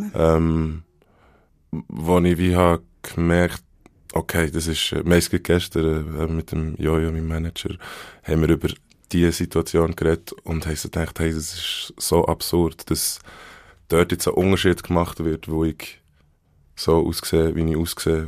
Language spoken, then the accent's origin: German; Bern, Switzerland; accent: Bernese German; first language Bernese German; ich bin in Bern in einem Spital geboren